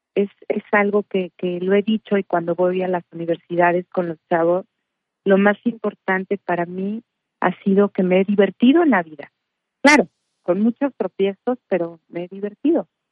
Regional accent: Morelia, Michoacán, Mexico; yo nací en Morelia, soy de Morelia, Michoacán

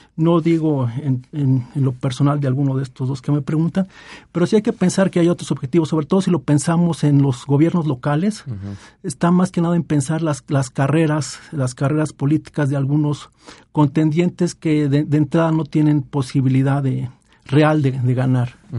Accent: Mexico; se nos inculcó en la primaria como parte de nuestra formación e identidad como mexicanos

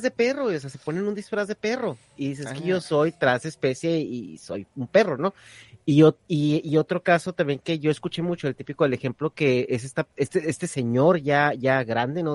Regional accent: northern Mexico, Mexico; Yo soy del norte de México

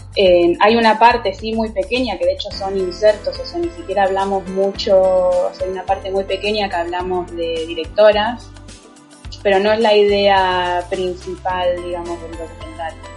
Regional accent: Argentina; yo soy argentina, estoy en Buenos Aires.

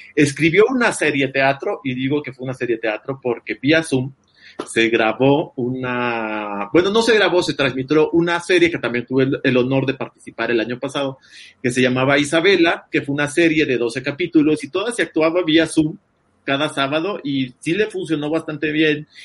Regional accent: El Salvador; yo que soy salvadoreño

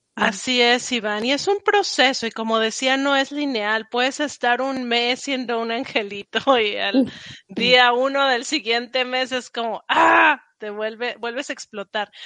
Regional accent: Mexico; moved away as an adult; also born or lived in Paris; now in United States

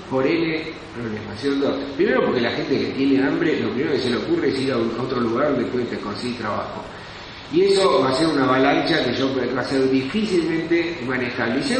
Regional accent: Argentina

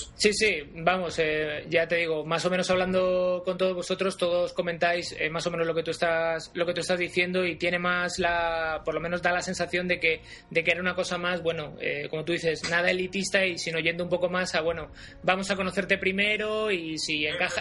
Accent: Spain; ¿eres español? Y yo, pues sí

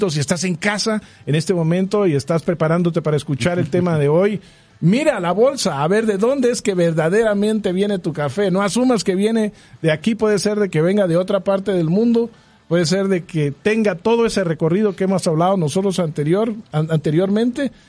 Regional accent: Guatemala; siendo nosotros guatemaltecos y por definición siendo nosotros un país cafetalero

